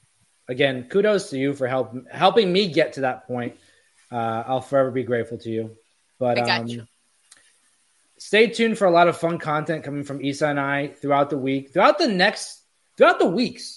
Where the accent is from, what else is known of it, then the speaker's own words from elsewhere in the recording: Florida, United States; now in New York, United States; A bunch of my friends from my hometown in Florida are promoting that someone from our town is on Big Brother.